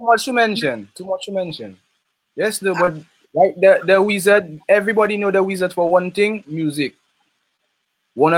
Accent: Roseau, Saint George, Dominica; I'm from Hillsborough Street. Roseau, Hillsborough Street, next to the National Bank, close to the stadium. I was raised up with my mother and my father

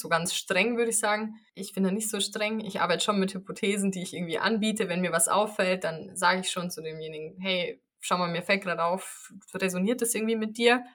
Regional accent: near Munich, Bavaria, Germany; ich komme aus der Nähe von München

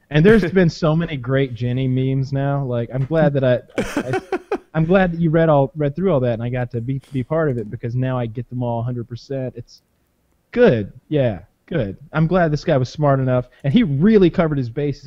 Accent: the South, United States; I'm from the South

